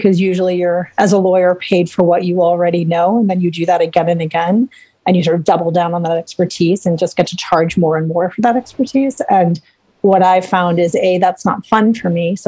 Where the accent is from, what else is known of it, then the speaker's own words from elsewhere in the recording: Chicago, Illinois, United States; We're both from Chicago